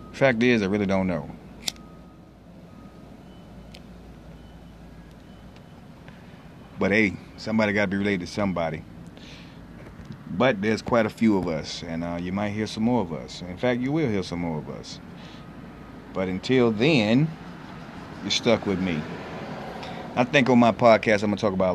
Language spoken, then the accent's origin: English; Carolina, United States; now in Florida, United States; I'm originally from Carolina. Right now, I'm in Florida.